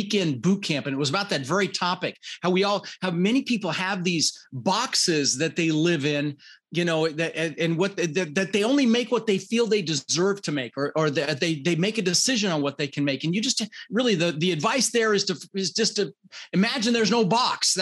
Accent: Denver, Colorado, United States; also born or lived in Netherlands; I immigrated this country when I was 6 years old. I was born in the Netherlands, Holland, wooden shoes, windmills. And we immigrated with my brother Albert, my mother's Vancha, and we ended up in Denver, Colorado

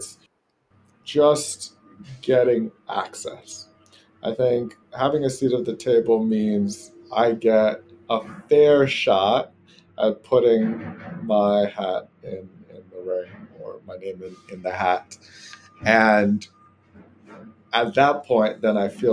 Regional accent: Ghana; moved away as an adult; now in United States; from Ghana, originally West Africa, and that's where I grew up

